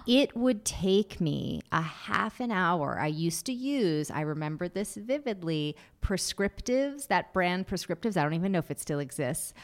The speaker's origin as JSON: {"language": "English", "region": "Massachusetts", "country": "United States", "tie": "born or raised there", "said": "I grew up in Massachusetts"}